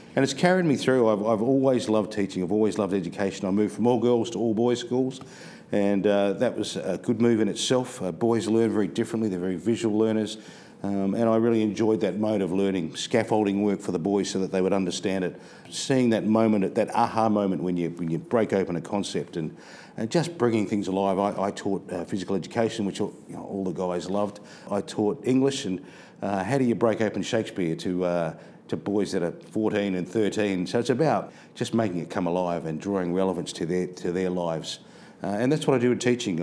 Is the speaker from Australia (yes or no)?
yes; Adelaide, South Australia, Australia; moved away as an adult; also born or lived in Northern Territory; Adelaide, my hometown